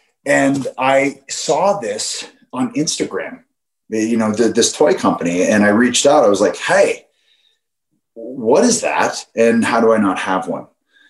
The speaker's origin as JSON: {"language": "English", "country": "Canada", "said": "have to be Canadian to really understand it, I think, to really feel that strange thing that you feel as a Canadian when you see hockey or you hear that Hockey Night in Canada music."}